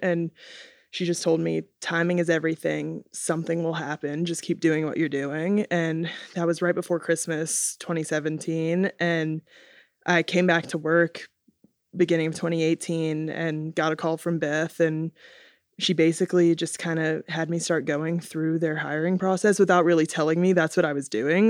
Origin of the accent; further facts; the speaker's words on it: Atlanta, Georgia, United States; I'm from Atlanta